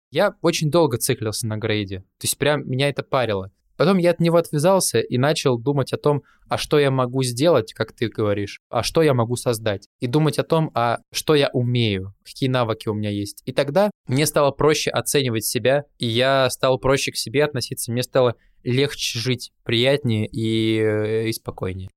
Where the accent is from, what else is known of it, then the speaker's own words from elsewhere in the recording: Kuzbass, Kemerovo Oblast, Russia; Мы из Кузбасса с …